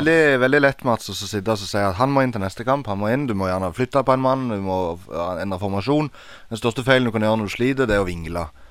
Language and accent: Norwegian; Egersund, Rogaland, Norway; Jeg er fra Egersund